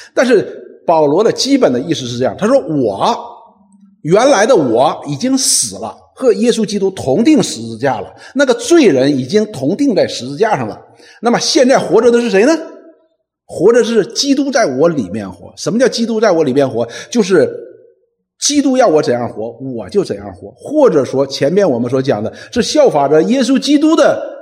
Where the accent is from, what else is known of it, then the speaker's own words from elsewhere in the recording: China; 我们中国人有五千年的文明史